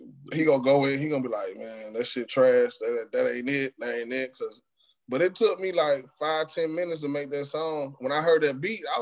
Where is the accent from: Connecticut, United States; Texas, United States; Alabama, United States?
Alabama, United States; Prichard; moved away as an adult; also born or lived in Germany; now in Dallas, United States; I'm a PA native ambassador, you know what I'm saying? It's Pritchard, Alabama